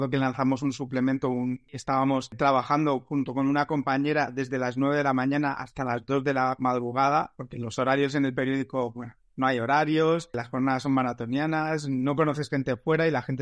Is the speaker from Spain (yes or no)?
yes; Almería, Andalusia, Spain; moved away as an adult; also born or lived in Madrid; soy, soy de allí, soy andaluz